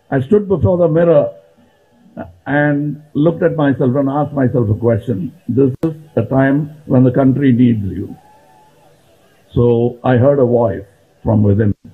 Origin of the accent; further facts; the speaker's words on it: India; I'm here as an Indian.